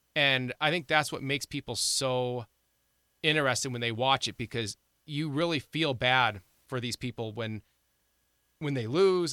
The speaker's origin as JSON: {"language": "English", "region": "Ohio", "country": "United States", "tie": "born or raised there", "moved": "yes", "lives_now": "South Dakota, United States", "said": "I grew up in Ohio"}